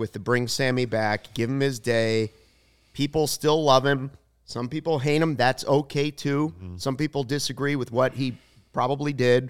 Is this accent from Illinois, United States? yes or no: yes; Arlington Heights, Illinois, United States; Go to Arlington Heights, my hometown